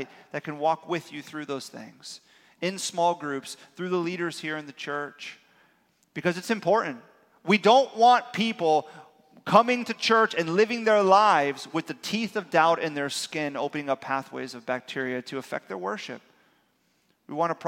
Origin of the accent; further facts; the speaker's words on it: South Florida, United States; born and raised in South Florida